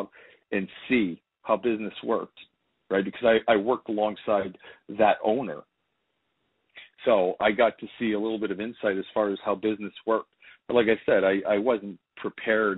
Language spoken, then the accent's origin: English; Timmins, Ontario, Canada; I come from Ontario, Canada, small little city. Timmins, Ontario, 45,000 our population.